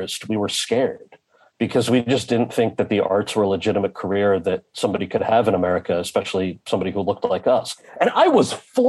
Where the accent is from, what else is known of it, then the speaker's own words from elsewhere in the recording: New Jersey, United States; my brother and I, born and raised in New Jersey, were raised fully American kids, bilingual